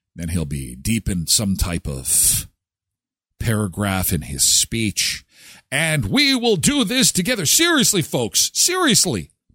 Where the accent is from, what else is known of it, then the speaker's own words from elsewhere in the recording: Canada; I grew up in Canada.